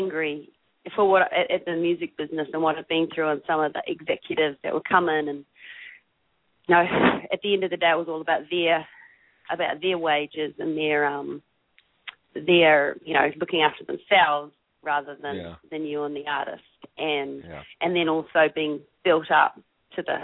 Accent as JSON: {"language": "English", "country": "New Zealand", "also_born_or_lived": "Austin, United States", "moved": "as an adult", "lives_now": "Los Angeles, United States", "said": "I'm from New Zealand, a tiny little island."}